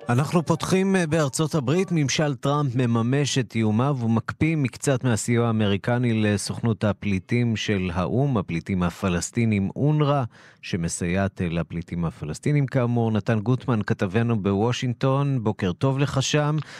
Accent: Israel

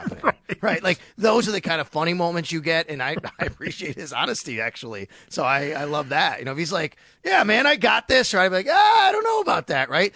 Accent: Buffalo, New York, United States; moved away as an adult; also born or lived in Syracuse, New York / Florida; growing up in Buffalo

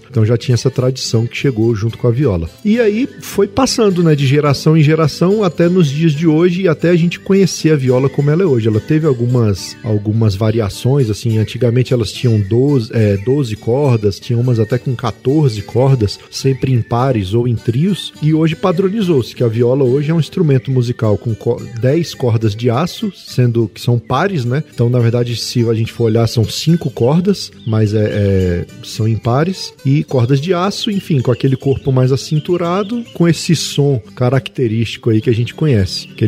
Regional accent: Brasília, Federal District, Brazil; sou nascido aqui em Brasília, de, é, sou de 1979. Minha mãe é mineira, meu pai é piauiense.

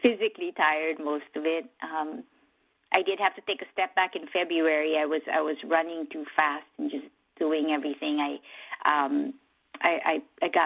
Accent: Philippines; now in United States; the Philippines, obviously my home country

